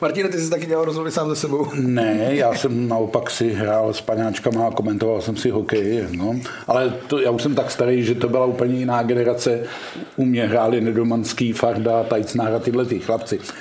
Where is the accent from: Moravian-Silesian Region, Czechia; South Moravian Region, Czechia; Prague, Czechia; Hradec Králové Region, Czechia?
Hradec Králové Region, Czechia; Hradec Králové; jsem rodák taky z Hradce a nikdy jsem se do Pardubic neodstěhoval